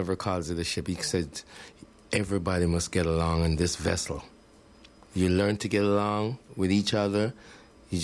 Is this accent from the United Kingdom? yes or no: no; Montego Bay, Saint James, Jamaica; now in Canada; we grew up together in Montego Bay.